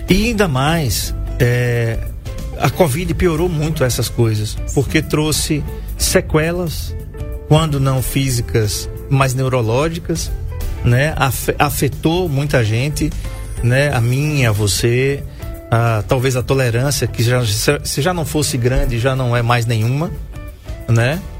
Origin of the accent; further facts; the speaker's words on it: Maceió, Alagoas, Brazil; quando eu nasci em Maceió, todo mundo sabe disso, eu ia para o, o, o, Trapichão assistir CSA e CRB de Milson Melo, com as duas torcidas juntas.